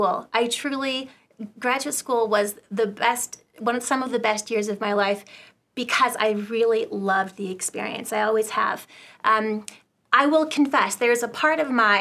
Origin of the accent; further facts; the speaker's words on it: Southern California, United States; I was raised in Southern California